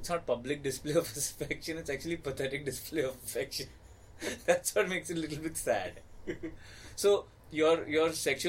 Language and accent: English; Navi Mumbai, Maharashtra, India; I grew up in Navi Mumbai.